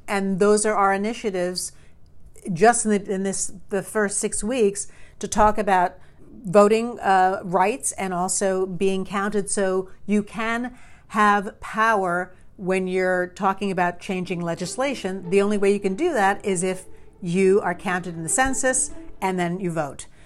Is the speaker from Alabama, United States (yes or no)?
no; New York, United States; I grew up in New York.